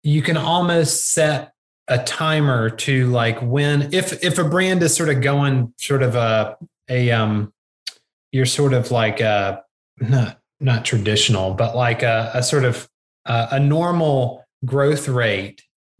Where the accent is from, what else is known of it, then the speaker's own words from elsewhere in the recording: the South, United States; I'm from the South